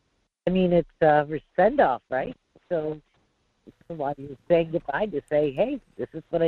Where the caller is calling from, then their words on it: North Pole, Alaska, United States; in North Pole.